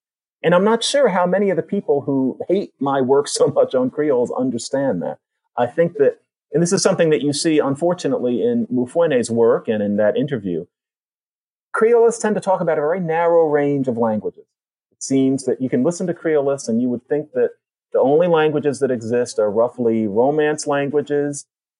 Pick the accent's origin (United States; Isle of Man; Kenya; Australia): United States; I'm an American academic.